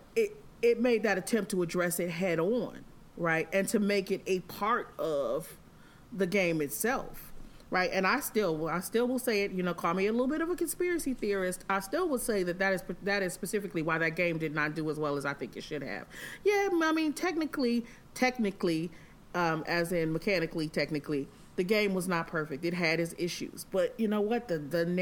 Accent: the North, United States; I'm from the North. My mother's a medical professional. So we had friends of all races

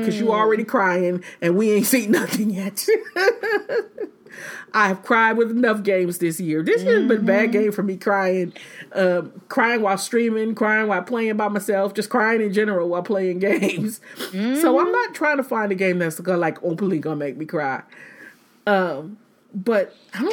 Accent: Michigan, United States; moved away; I'm originally from like Militia Central. I'm from Michigan

